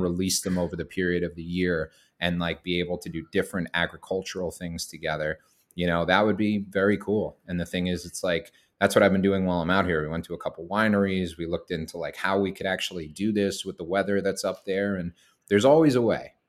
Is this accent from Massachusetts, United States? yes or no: yes; Boston, Massachusetts, United States; moved away as an adult; now in Maine, United States; I'm born and raised in Boston